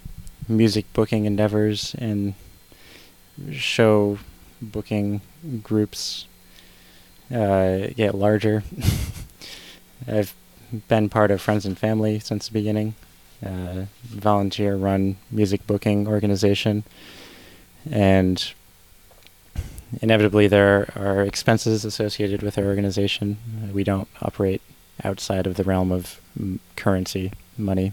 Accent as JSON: {"language": "English", "region": "Connecticut", "country": "United States", "tie": "born or raised there", "also_born_or_lived": "Western Massachusetts", "moved": "as an adult", "lives_now": "Vermont, United States", "said": "I grew up in Connecticut"}